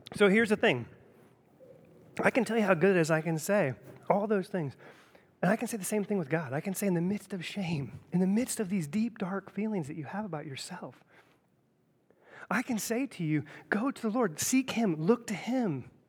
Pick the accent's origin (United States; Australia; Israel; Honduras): United States; Centerville, Ohio; I grew up in Centerville